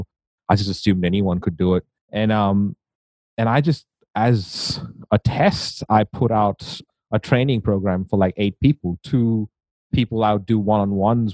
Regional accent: India; moved away; I grew up in India

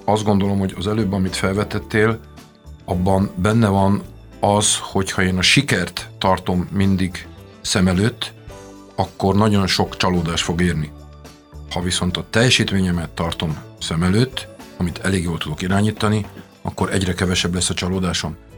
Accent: Transylvania, Romania; first language Hungarian; moved away as an adult; also born or lived in Austria / United States; now in Hungary; ahol születtünk

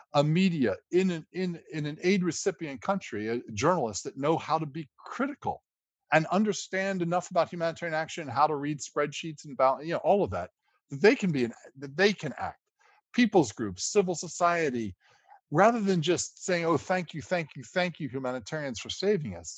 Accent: United States; I'm a lawyer by background and I'm an American

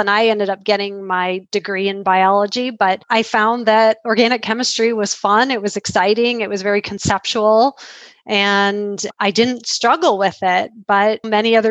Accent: Metro Detroit area, Michigan, United States; now in Grand Rapids, United States; I grew up outside of Metro Detroit area.

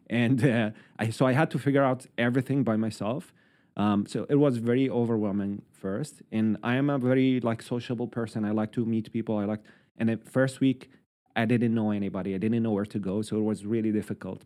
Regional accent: Syria; moved away as an adult; now in Halifax, Canada; I am from Syria

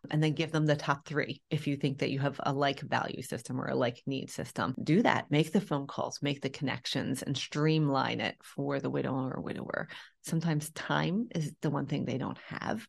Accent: Philadelphia, Pennsylvania, United States; moved away as an adult; also born or lived in Europe; born and raised in Philadelphia, Pennsylvania

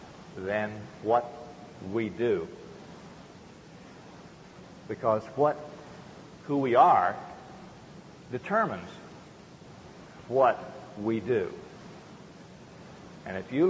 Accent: Arrett, Virginia, United States; I was born in Arrett, Virginia, on a little tobacco farm, in a little farmhouse there

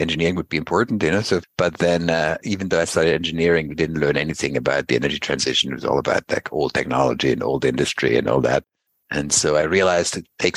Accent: Basel, Basel-Stadt, Switzerland; I grew up in Basel

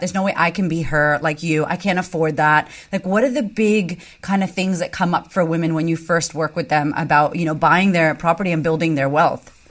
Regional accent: United States; moved away as an adult; now in Australia; I'm American

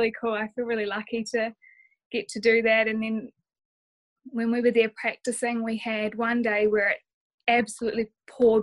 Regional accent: New Zealand; Being a Kiwi

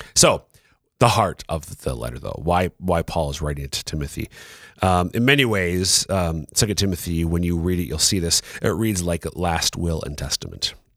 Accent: Minnesota, United States; moved away; originally from Minnesota

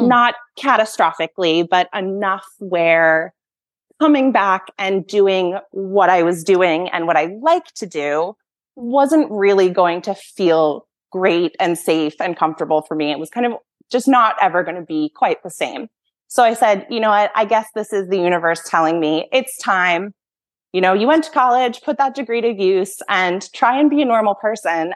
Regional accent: Massachusetts, United States; I grew up in Massachusetts

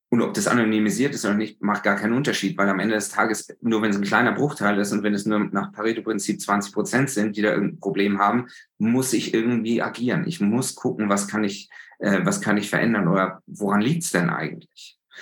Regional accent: Germany; als Deutsche

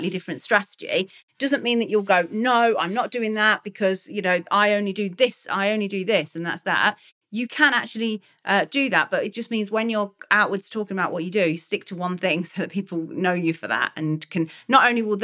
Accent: Leicester, East Midlands, United Kingdom; I'm from Leicester and I used to speak about Leicester City, that's my football team

